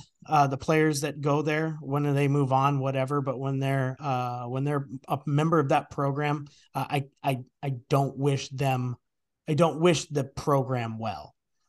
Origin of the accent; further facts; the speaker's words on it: Washington, United States; now in Portland, United States; Yeah, I moved from Northern Washington into Portland, and that was at the height of Chip Kelly